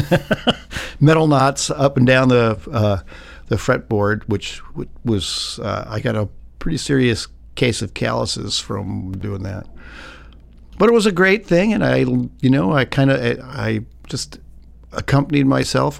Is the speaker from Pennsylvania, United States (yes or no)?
yes; Philadelphia, Pennsylvania, United States; I was born in Philadelphia, Pennsylvania in nineteen fifty-two